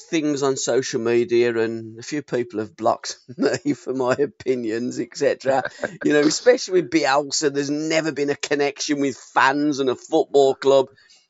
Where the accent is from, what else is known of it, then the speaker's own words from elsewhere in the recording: Birmingham, West Midlands, United Kingdom; I wasn't born in Liverpool. I was brought up in Birmingham.